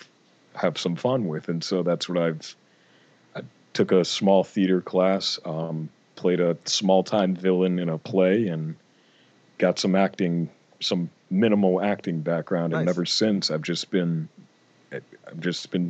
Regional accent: Western Massachusetts, United States; I'm from Western Massachusetts

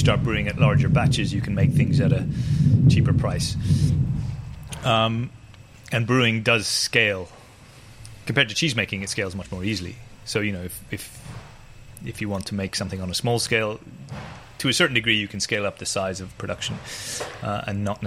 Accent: Ireland; now in United Kingdom; I grew up in Ireland

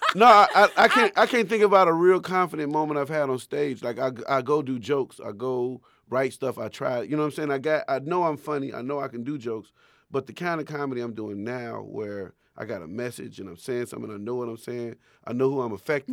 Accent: Chicago, Illinois, United States; I was from Chicago

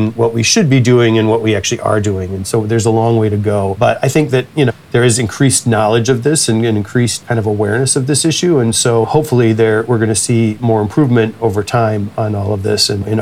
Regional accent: United States; as an American

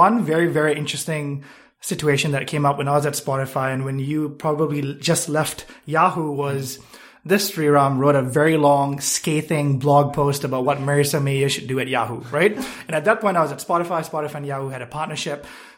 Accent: Malaysia; now in United States; I am originally from Malaysia, and prior to moving to the US, I lived in 7+ countries. So been here for 4 years and love it.

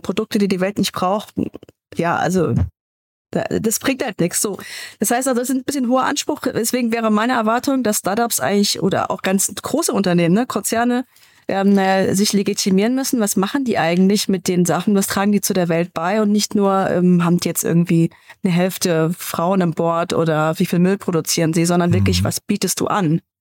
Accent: Munich, Bavaria, Germany; In München, wo ich herkomme

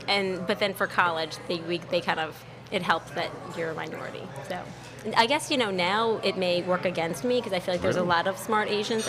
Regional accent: New Orleans, Louisiana, United States; I am actually from New Orleans. I grew up in the East.

